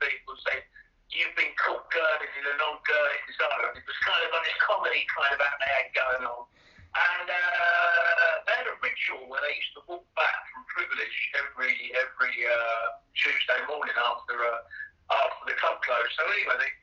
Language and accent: English; Brighton, South East England, United Kingdom; moved away as an adult; also born or lived in London / Dubai / Barcelona; now in Ibiza, Spain; Brighton, that's my hometown.